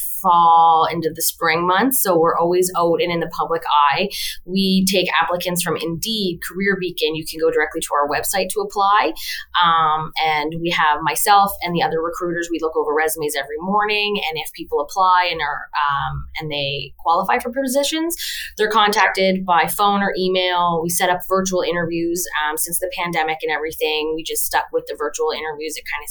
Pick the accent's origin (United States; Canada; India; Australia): Canada; Halifax, Nova Scotia; born and raised in Halifax as well